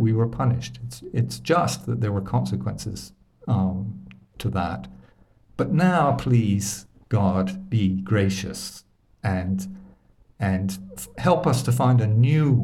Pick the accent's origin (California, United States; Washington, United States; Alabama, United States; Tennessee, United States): Alabama, United States; I grew up in Alabama